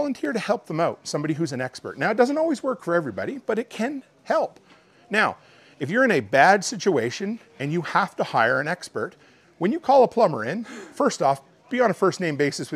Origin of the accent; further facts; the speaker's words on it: Canada; I'm Canadian